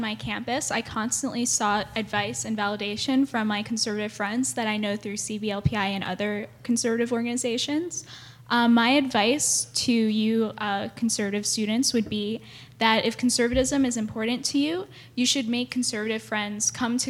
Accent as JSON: {"language": "English", "region": "New Jersey", "country": "United States", "said": "Like Kelly, I'm also from New Jersey"}